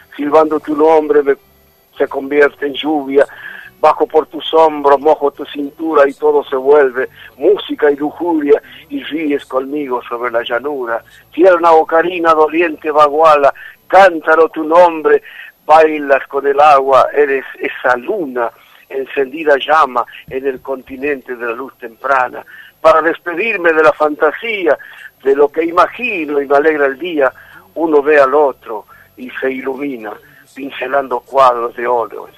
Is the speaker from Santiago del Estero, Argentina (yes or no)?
yes; Santiago del Estero, Argentina; yo hablo como ya como un argentino, más allá de ser santiagueño